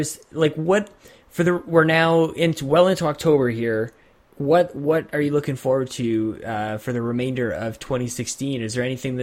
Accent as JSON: {"language": "English", "country": "Canada", "said": "I am Canadian"}